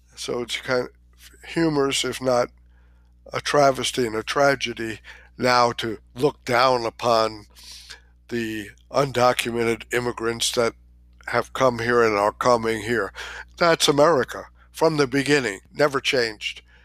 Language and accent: English; New York, United States; I was born in New York, in Queens, in Long Island Jewish Hospital.